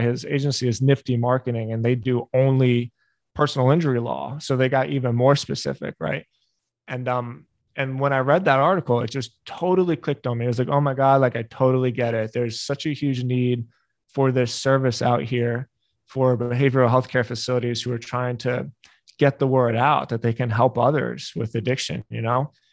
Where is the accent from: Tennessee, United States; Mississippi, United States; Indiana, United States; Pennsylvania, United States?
Pennsylvania, United States; Philadelphia; I grew up in Philly